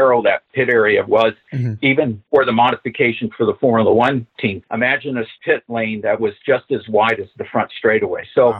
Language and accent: English; Covina, California, United States; Well, I grew up in Covina, California, which is about 20 plus miles away from the track.